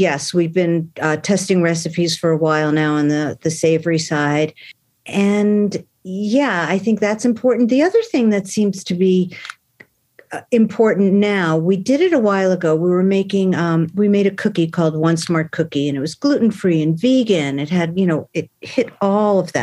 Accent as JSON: {"language": "English", "region": "New York", "country": "United States", "moved": "yes", "lives_now": "Boulder, United States", "said": "I'm originally from New York."}